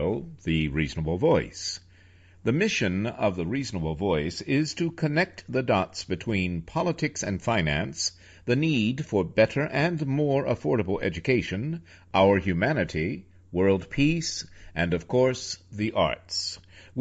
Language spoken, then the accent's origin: English; New York City, New York, United States; moved away; Greater New York City area, my hometown